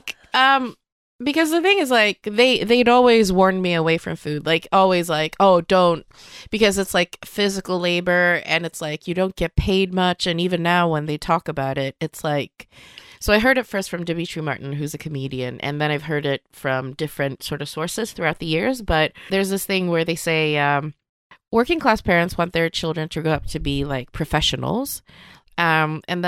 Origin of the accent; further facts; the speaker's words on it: Sweden; first language Swedish; English is a second language; both of my parents came to Sweden when they were 19, both to kind of work within the restaurant industry, really. And then they met here and got married and then had me